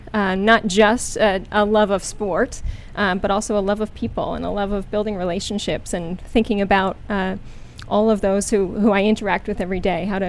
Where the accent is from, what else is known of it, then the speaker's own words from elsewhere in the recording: East Hanover, New Jersey, United States; I'm from East Hanover, New Jersey.